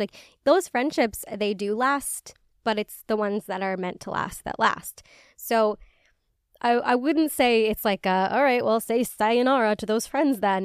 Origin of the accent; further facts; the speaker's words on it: Illinois, United States; the area code in my, in my hometown